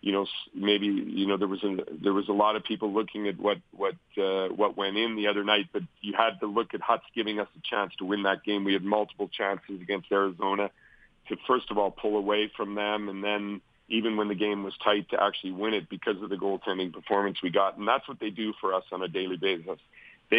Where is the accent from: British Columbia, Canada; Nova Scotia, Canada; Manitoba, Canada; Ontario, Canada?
Manitoba, Canada; Winnipeg; moved away; from Winnipeg, my hometown